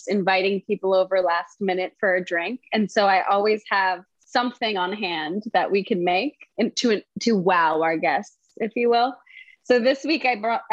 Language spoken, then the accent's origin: English; Wellesley, Massachusetts, United States; I'm from Massachusetts. I'm from Wellesley, Massachusetts